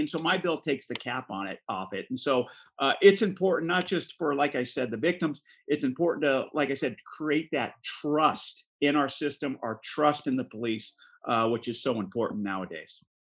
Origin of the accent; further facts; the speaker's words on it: Central Coast of California, United States; also born or lived in Alameda County; I come from the Central Coast of California. Uh, I grew up here, I was educated here, I worked here